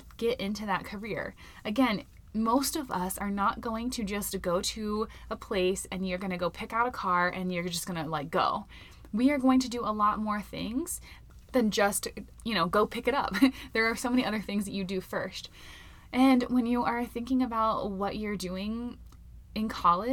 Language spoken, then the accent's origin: English; Florida, United States; now in Colorado, United States; I'm from Florida